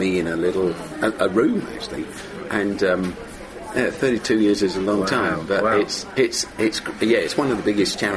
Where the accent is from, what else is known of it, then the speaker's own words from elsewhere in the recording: London, United Kingdom; grew up in South London and I went to a dump school